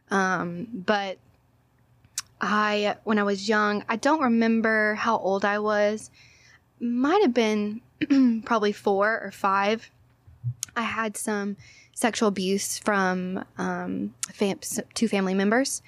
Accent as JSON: {"language": "English", "town": "Orange", "region": "Texas", "country": "United States", "also_born_or_lived": "Hawaii", "said": "I'm from Orange, Texas."}